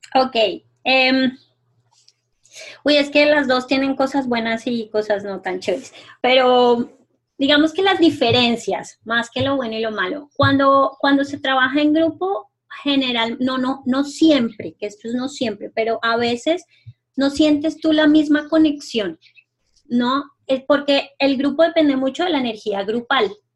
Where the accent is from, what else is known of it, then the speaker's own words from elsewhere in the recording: Colombia; moved away; yo acabo de llegar de pasar un tiempo en mi pueblo en Colombia